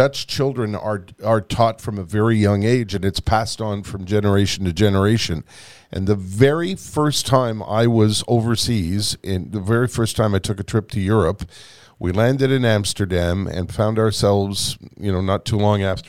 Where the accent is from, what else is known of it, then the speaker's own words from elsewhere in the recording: Canada; And we said, we're Canadian.